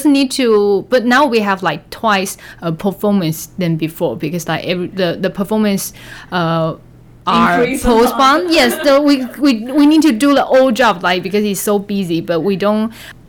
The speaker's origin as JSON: {"language": "English", "country": "Taiwan", "also_born_or_lived": "Cambodia", "moved": "as an adult", "said": "Before in Taiwan, what I learned is really about the Western art"}